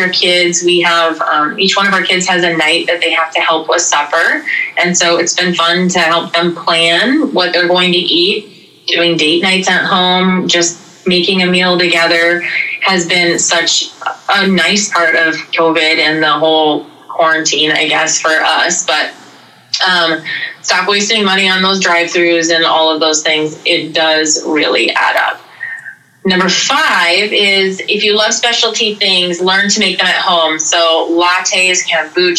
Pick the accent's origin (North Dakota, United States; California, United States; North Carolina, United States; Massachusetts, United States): North Dakota, United States; now in South Dakota, United States; I live in a very remote area of South Dakota, and when we lived in North Dakota growing up